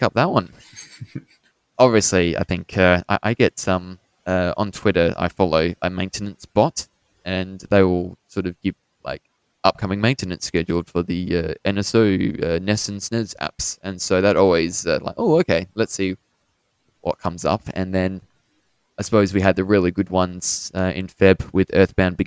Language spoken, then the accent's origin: English; Australia; we're both from Australia